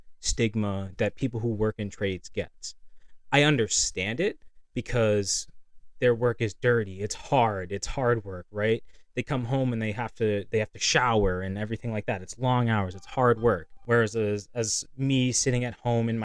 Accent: Lynn, Massachusetts, United States; moved away as an adult; now in Nashua, United States; we're from Lynn. There's Lynn Tech

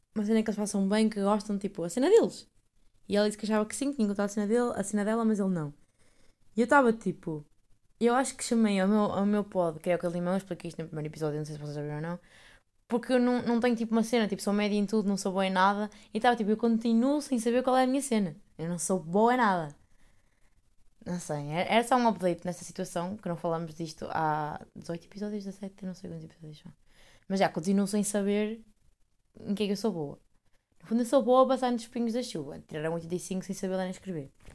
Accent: Esmoriz, Aveiro District, Portugal; moved away; É um conselho esmoriz, que é a minha terrinha, é uma terrinha do conselho de Ovar

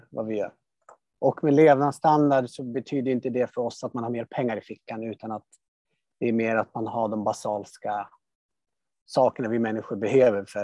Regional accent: Mozambique; born there; also born or lived in Sweden; Ja, alltså jag föddes i Moçambique 85 och sen har jag pendlat fram och tillbaka under större delen av mitt liv.

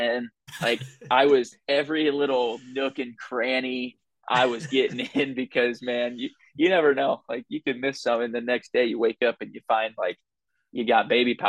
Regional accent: Southern Illinois, United States; also born or lived in St. Louis, Missouri; I grew up in Southern Illinois, like 15 minutes from the city. So I'd always just considered St. Louis as home

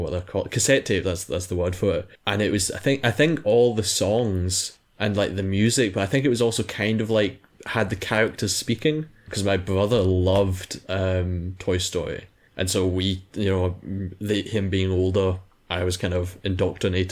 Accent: Scotland, United Kingdom; I'm Scottish

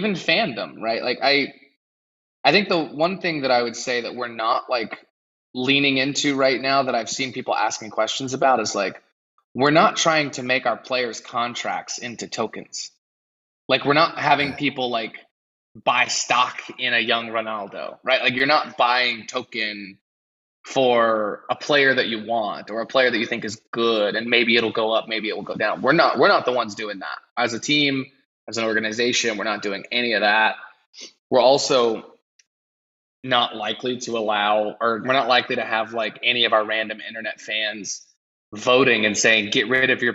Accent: United States; I'm from America

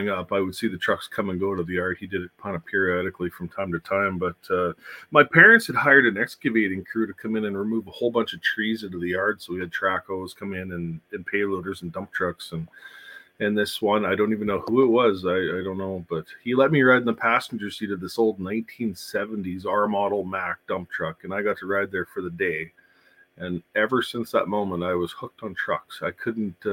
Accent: Saskatchewan, Canada; runs between Saskatchewan and Alberta. Shuttling the U.S. load. So I worked for a fleet, a company that brought loads into the U.S., and they would switch in my hometown, and then I would run them up to Alberta

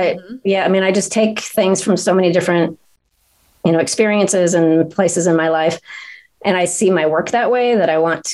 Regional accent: Aloha, Oregon, United States; now in Central Oregon, United States; I grew up in Alloa, outside of Portland

